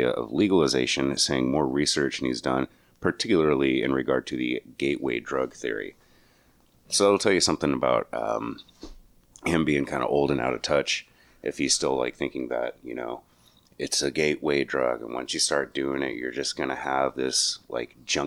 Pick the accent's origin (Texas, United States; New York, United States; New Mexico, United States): New Mexico, United States; moved away; why did I leave New Mexico?